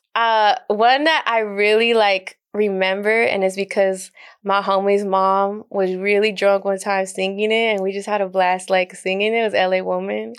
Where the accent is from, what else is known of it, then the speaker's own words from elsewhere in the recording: El Paso, Texas, United States; moved away as an adult; I spent most of my life there